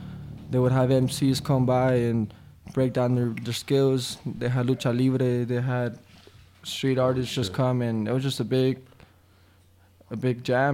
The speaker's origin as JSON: {"language": "English", "town": "Ciudad Juarez", "region": "Chihuahua", "country": "Mexico", "tie": "born or raised there", "also_born_or_lived": "El Paso, Texas", "said": "I was born in El Paso. I was raised in Ciudad Juarez."}